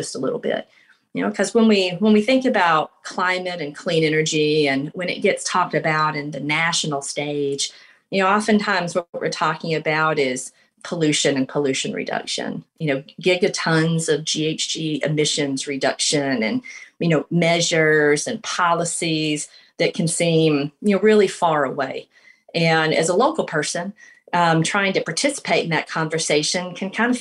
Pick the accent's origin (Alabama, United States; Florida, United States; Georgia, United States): Georgia, United States; LaGrange; I'm from LaGrange, Georgia. And growing up there